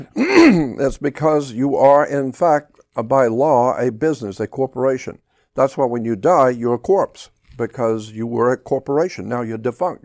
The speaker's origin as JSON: {"language": "English", "country": "United States", "said": "I, as an American"}